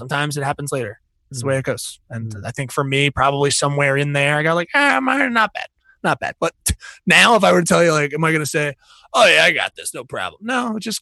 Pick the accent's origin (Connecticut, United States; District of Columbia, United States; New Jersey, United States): New Jersey, United States; now in Philadelphia, United States; I'm also from New Jersey originally, so I have trash mouth.